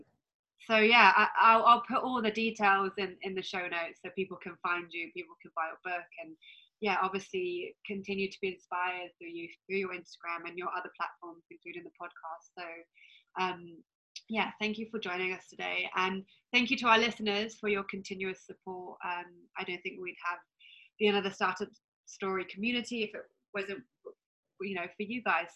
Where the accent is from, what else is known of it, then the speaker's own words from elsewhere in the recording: London, United Kingdom; I am from London